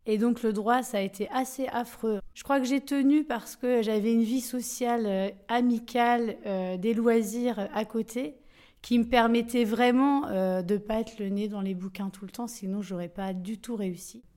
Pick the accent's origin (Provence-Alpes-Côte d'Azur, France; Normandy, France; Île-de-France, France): Normandy, France; Coutances; also born or lived in Granville; je suis née à Coutances, c'est pas à Grandville, c'est au moins à 25 km ou 30 de Grandville, mais c'est presque pareil